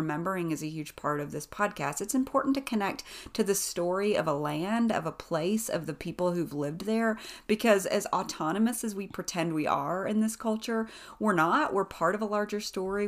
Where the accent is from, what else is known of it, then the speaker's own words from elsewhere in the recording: East Tennessee, United States; moved away as an adult; also born or lived in Western North Carolina / Nashville, Tennessee; now in Boone, North Carolina, United States; I grew up in East Tennessee on the other side of the state line